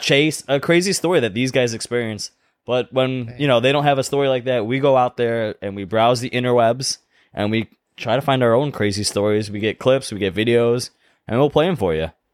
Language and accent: English; Cheektowaga, New York, United States; accent: South Cheektowaga; It's my accent. It's that, like, South Cheektowaga thing going